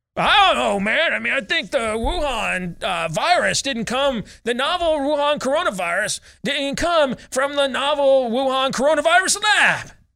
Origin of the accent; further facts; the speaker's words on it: Michigan, United States; moved away; my home state of Michigan